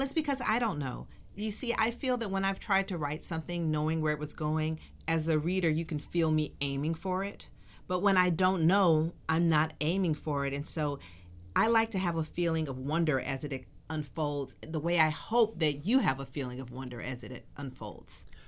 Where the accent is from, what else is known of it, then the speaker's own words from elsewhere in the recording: Atlanta, Georgia, United States; moved away as an adult; also born or lived in Tempe, Arizona; I grew up in Atlanta during the child murders.